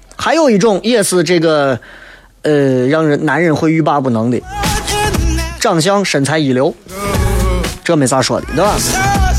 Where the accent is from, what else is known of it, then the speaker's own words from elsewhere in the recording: Xi'an, Shaanxi, China; 作为西安人，不够了解西安